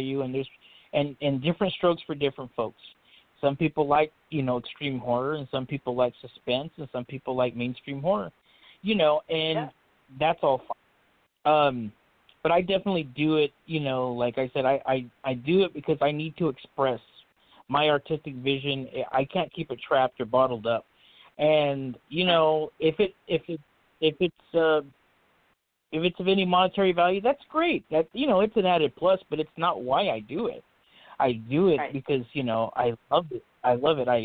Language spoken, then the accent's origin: English; Fresno, California, United States; also born or lived in Madera, California; I was born in Madera, California. That's a very small town. Raised here in the valley, in the Fresno, California area, known as the Central Valley. I never really left here